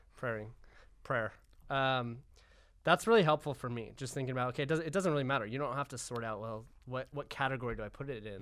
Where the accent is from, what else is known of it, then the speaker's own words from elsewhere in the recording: United States; I'm American